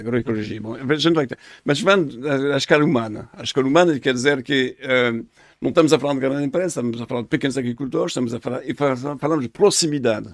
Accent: France; Portuguese is a second language; moved away as an adult; also born or lived in Paris; now in Portugal; sou francês

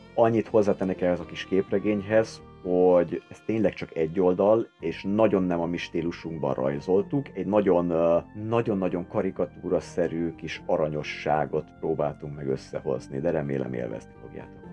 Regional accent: Hungary

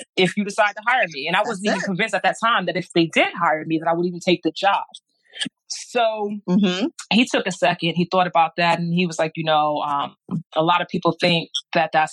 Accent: New York City, New York, United States; I grew up in Brooklyn.

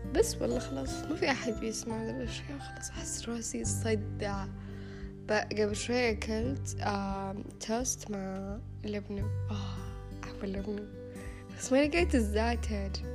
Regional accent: Riyadh, Riyadh Province, Saudi Arabia; انا من الرياض

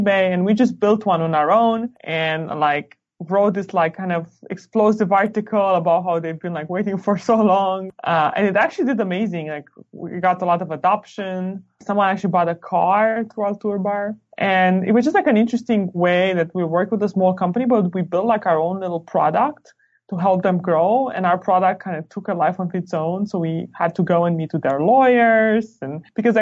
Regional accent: Romania; moved away as an adult; also born or lived in New York, United States / Stanford, United States; now in United States; I am originally from Romania. I used to be a math nerd. So I used to go to like math Olympiads, and that was pretty much my middle school and high school.

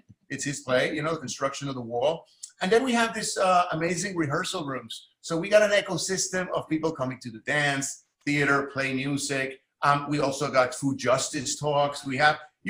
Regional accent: San Juan, Puerto Rico; moved away as an adult; now in New York, United States; I'm from Puerto Rico. I grew up in San Juan, my father is Cuban

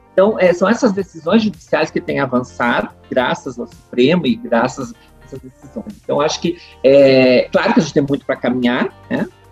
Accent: Montenegro, Rio Grande do Sul, Brazil; moved away as an adult; also born or lived in Porto Alegre / Brasília; eu nasci e me criei na Timbaúva

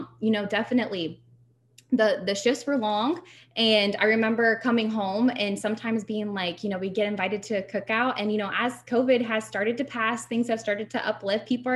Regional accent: Ohio, United States; I'm from Ohio

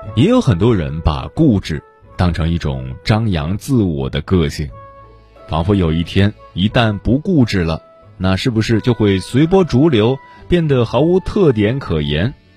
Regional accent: China; 作为中国人

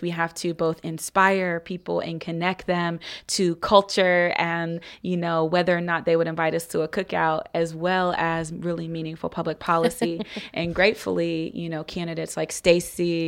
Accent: Columbus, Ohio, United States; I'm originally from Columbus, Ohio

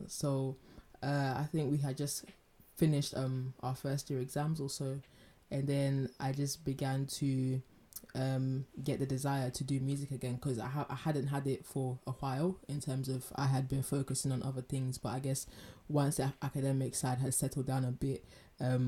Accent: London, United Kingdom; when I was growing up in London

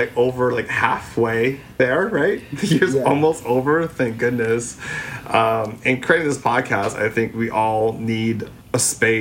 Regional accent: Philippines; coming from our own perspectives as three Filipino gay guys, like, we don't hear the conversations that, I guess, reflect us.

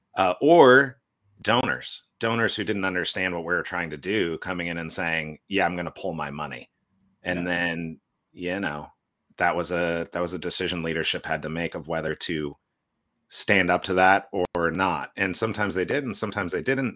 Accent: California, United States; now in Portland, United States; I grew up in California

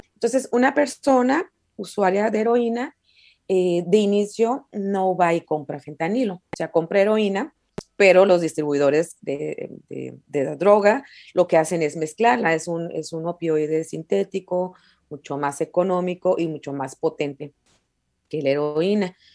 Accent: San Luis Río Colorado, Sonora, Mexico; moved away as an adult; now in Mexicali, Mexico; soy originaria de San Luis Río, Colorado, Sonora. Es una ciudad vecina de aquí de Mexicali.

